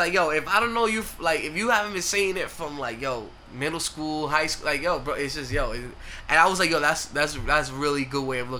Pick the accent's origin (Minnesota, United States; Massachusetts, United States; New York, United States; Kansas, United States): New York, United States; Growing up in New York.